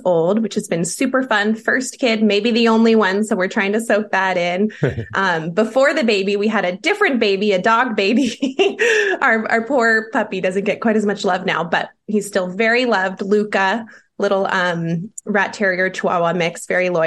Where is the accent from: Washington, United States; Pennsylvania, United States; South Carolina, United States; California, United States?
Washington, United States; Seattle; moved away as an adult; now in Lincoln, United States; Born and raised in Seattle, Washington